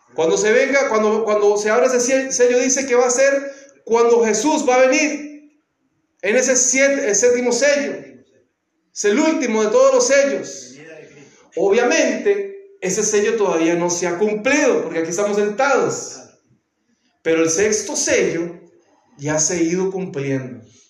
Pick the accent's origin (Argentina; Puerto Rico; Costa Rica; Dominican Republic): Costa Rica; en mi país, en Costa Rica